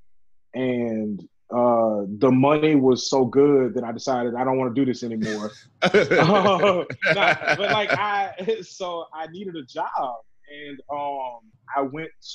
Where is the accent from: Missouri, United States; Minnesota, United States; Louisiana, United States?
Louisiana, United States; I grew up in small town Louisiana where we don't have mountains